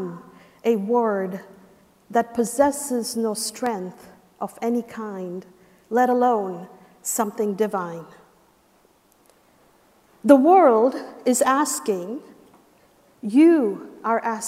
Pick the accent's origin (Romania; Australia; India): India; moved away as an adult; now in United States; I'm from India